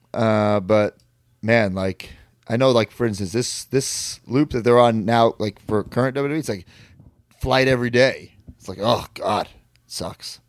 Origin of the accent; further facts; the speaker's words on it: Merrick, New York, United States; my hometown